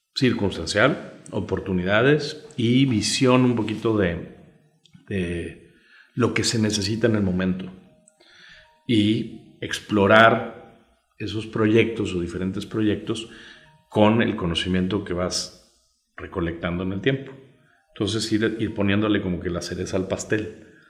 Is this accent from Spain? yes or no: no; Mexico